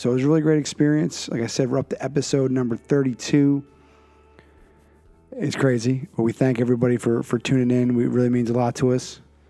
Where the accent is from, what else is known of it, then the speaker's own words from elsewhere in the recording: Philadelphia, Pennsylvania, United States; now in New England, United States; Alex comes to us via Philadelphia, my hometown, by way of Vermont. So he and I can have the reverse commute in our journeys. I started in Philadelphia and ended up in New England